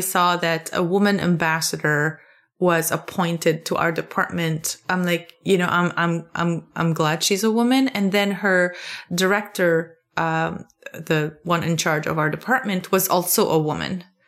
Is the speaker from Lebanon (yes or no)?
yes; Lebanon; moved away as an adult; now in Maryland, United States; I grew up in Lebanon